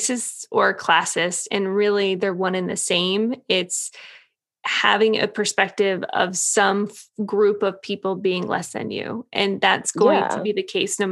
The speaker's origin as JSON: {"language": "English", "country": "United States", "said": "being an American"}